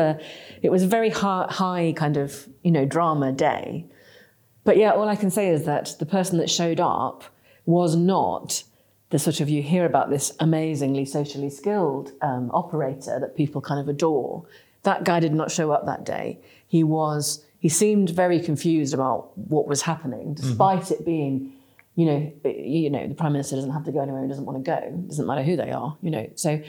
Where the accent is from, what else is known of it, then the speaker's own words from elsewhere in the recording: England, United Kingdom; despite being the kind of northern policy firmament, we are still English people, right?